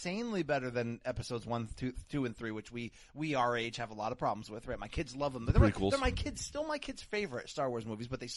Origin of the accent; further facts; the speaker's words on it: Naugatuck, Connecticut, United States; I grew up in a town that was at least half Portuguese